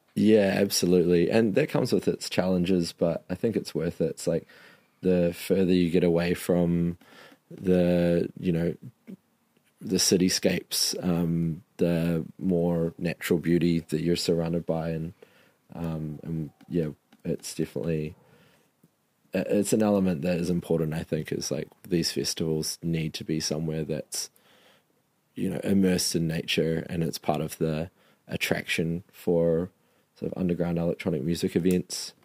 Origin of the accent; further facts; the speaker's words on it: Marlborough, New Zealand; my hometown of Marlborough